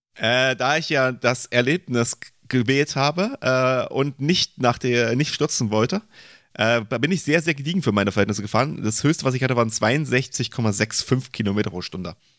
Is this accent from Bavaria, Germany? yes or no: no; Leipzig, Saxony, Germany; ich komme ja aus Leipzig